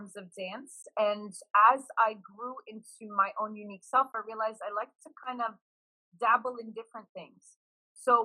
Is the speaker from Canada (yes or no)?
yes; Montreal, Quebec, Canada; also born or lived in Toronto; born and raised in Montreal.